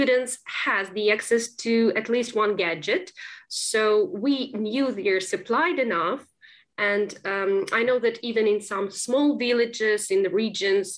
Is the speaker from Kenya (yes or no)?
no; Kropyvnytskyi, Kirovohrad Oblast, Ukraine; English is a second language; moved away as an adult; also born or lived in Kyiv, Ukraine; now in London, United Kingdom; So, I'm from Kyiv, but my native town is Kropyvnytsky, which is in central Ukraine.